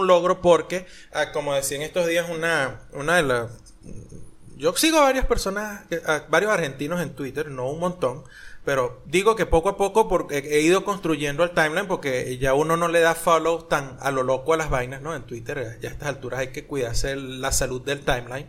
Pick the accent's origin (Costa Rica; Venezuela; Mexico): Venezuela; Maracay, Aragua; moved away; yo soy de Maracay, de la parte del limón